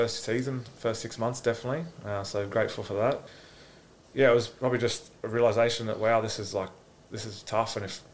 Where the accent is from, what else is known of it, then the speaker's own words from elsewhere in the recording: Gold Coast, Queensland, Australia; I'm from the Gold Coast